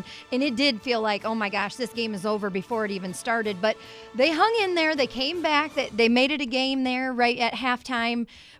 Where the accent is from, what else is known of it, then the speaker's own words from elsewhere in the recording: Indiana, United States; I grew up here in this area. I've watched Michigan, Notre Dame my whole life.